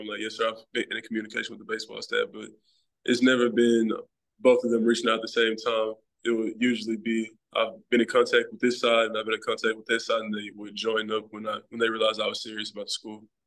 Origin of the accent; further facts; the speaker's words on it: Memphis, Tennessee, United States; I'm born and raised in Memphis, Tennessee